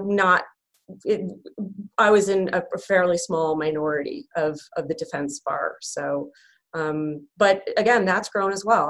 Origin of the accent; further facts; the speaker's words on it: Syracuse, New York, United States; we actually had the Village Voice delivered to our house in Syracuse